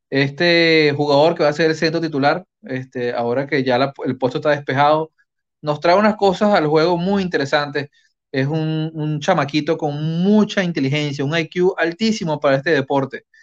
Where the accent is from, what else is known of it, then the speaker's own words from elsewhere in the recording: Maturín, Monagas, Venezuela; ¡De mi tierra. Saludos, Wilfred. Tienes un paisano, un paisano apoyando al